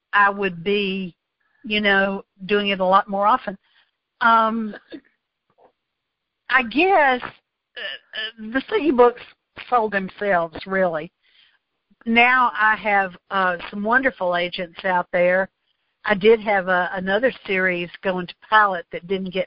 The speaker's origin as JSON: {"language": "English", "region": "the South", "country": "United States", "said": "I'm Southern"}